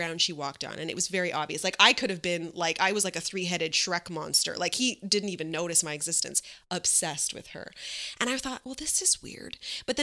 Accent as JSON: {"language": "English", "town": "Montreal", "region": "Quebec", "country": "Canada", "also_born_or_lived": "Toronto / Vancouver", "moved": "as an adult", "said": "I'm from Montreal"}